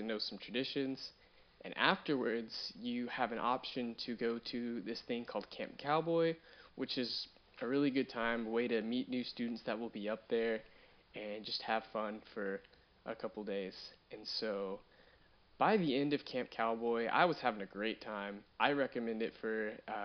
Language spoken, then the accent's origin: English; Fort Worth, Texas, United States; I'm from Fort Worth, Texas